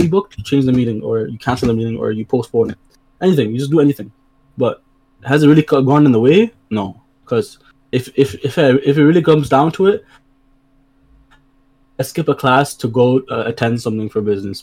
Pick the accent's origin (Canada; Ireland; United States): Canada; Brampton, Ontario; I come from Brampton